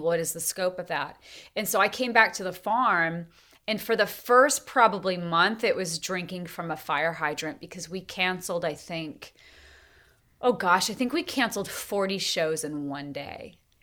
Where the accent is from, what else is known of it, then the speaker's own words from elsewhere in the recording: Montana, United States; also born or lived in Tennessee; now in North Carolina, United States; we raised cattle growing up in Montana